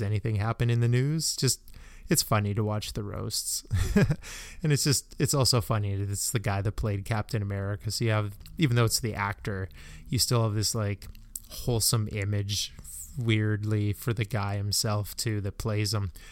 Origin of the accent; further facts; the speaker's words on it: Canada; as a Canadian